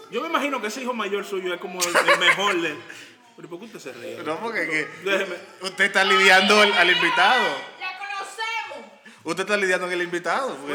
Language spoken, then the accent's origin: Spanish; Dominican Republic; Yo soy dominicano.